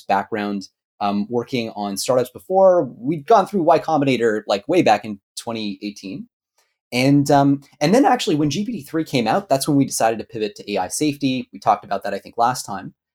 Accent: Canada; I'm Canadian. I was gonna say I'm Canadian originally

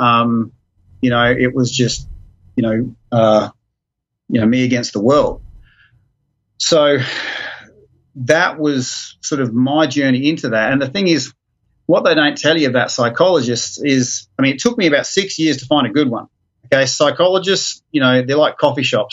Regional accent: Brisbane, Queensland, Australia; I go back to my hometown with my wife

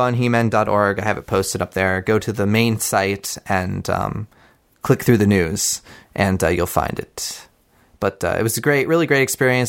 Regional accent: Pittsburgh, Pennsylvania, United States; my hometown

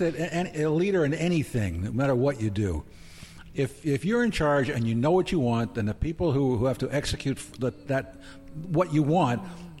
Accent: East Coast, United States; now in Oregon, United States; I'm from the East Coast, and I'm Italian

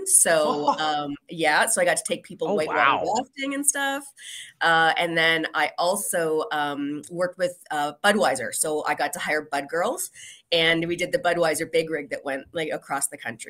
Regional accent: St. Catharines, Ontario, Canada; I was living in Niagara. I grew up in St. Catharines.

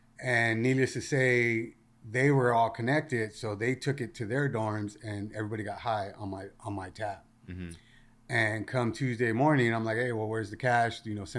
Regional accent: Rosemead, California, United States; So I grew up in a city called Rosemead. And, you know, I hung out with the neighborhood kids.

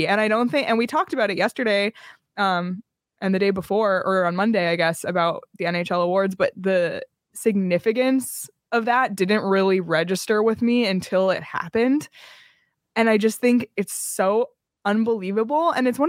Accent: Ontario, Canada; By the way, I'm from Canada. I'm Ontario, and our family has a cottage

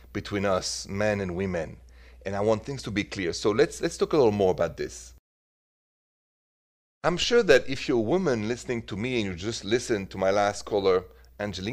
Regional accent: France; moved away; I'm originally from France

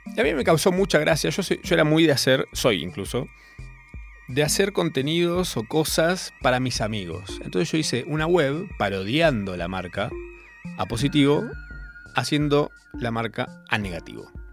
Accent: Córdoba, Argentina; moved away as an adult; also born or lived in Capilla del Monte; now in Buenos Aires, Argentina; yo vivía todavía en Córdoba, les recuerdo, soy cordobés, vivía en Capilla del Monte

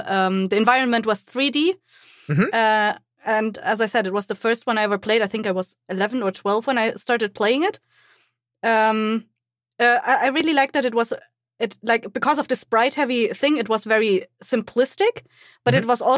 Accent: Germany; I'm from Germany.

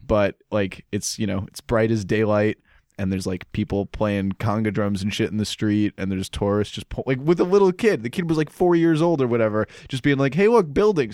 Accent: Holliston, Massachusetts, United States; I'm from Holliston

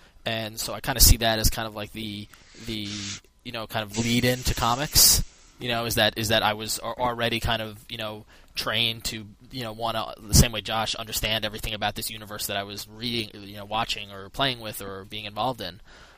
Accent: Long Island, New York, United States; I grew up on Long Island in New York

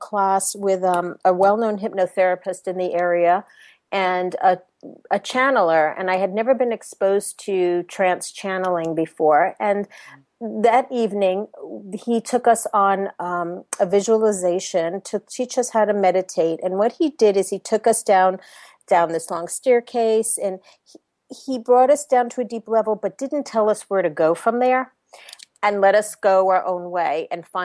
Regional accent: New York, United States; accent: New York; moved away as an adult; now in Orlando, United States; I was born and raised in New York, as you might be able to hint from my accent, in New York

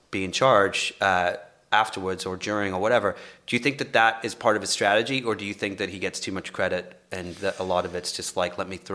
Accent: England, United Kingdom; now in Los Angeles, United States; I'm from England

